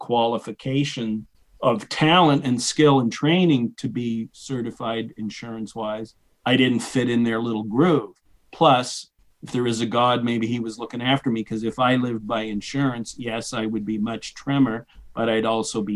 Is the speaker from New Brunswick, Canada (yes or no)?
yes; New Brunswick, Canada; moved away as an adult; also born or lived in Boston / Edinburgh, Scotland; I grew up in New Brunswick, Canada, which is north of Maine